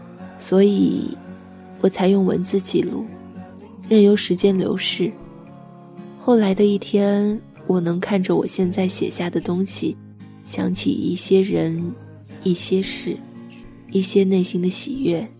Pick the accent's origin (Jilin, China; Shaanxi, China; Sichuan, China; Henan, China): Sichuan, China; accent: Sichuanese Mandarin; 直到我离开的那一天，我仍旧还是只能用我尴尬的川普交流。我说：“这是我家乡的味道，唯一一个我怎么改都改不掉的发音习惯，虽不标准。”